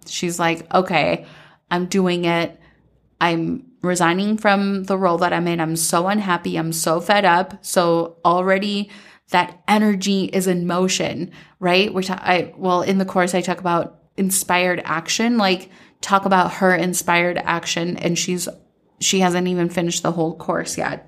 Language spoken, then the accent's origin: English; Minnesota, United States; growing up in Minnesota